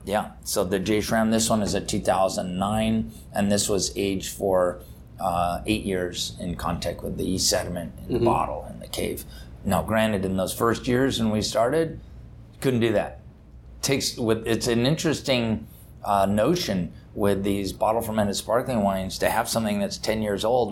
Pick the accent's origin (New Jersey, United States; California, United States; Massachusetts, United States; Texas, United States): California, United States; Napa Valley; I grew up in Napa Valley, California